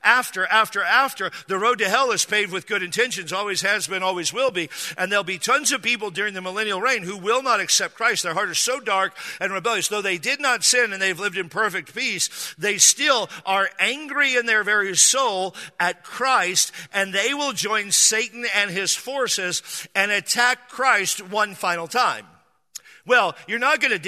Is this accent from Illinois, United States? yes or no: no; Washington, United States; now in San Diego, United States; I grew up in Washington State